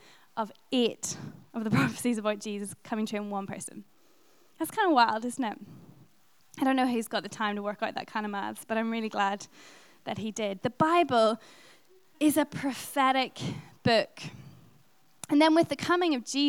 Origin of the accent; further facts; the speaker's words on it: Ireland; being Irish